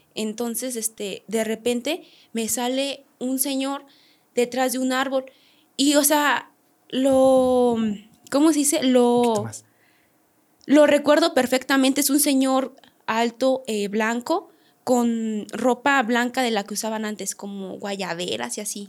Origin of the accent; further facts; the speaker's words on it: San Luis de la Paz, Guanajuato, Mexico; yo soy de Guanajuato, San Luis de la Paz